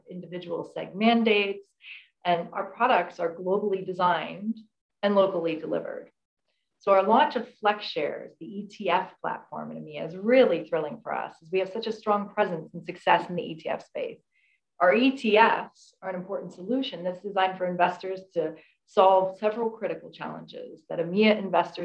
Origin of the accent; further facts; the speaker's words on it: United States; moved away as an adult; I'm American. I moved here from the US